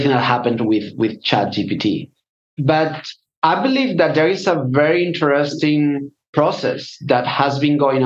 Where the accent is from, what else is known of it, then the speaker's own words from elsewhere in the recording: Spain; also born or lived in London; I'm from Spain